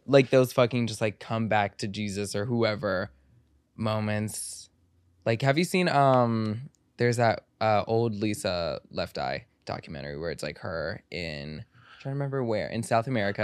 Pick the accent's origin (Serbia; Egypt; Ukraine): Egypt; I'm, I'm from Egypt